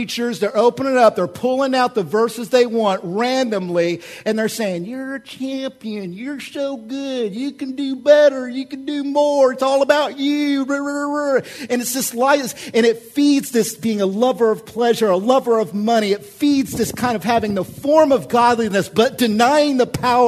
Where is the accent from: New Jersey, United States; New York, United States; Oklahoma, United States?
Oklahoma, United States; I'm from Oklahoma.